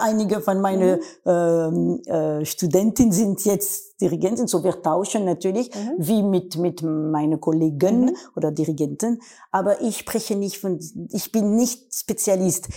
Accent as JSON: {"language": "German", "country": "France", "second_language": "German", "said": "in Wien als Französin"}